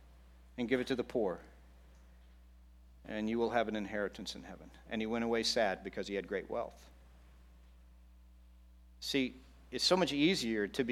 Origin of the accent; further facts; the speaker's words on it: Texas, United States; I grew up in Texas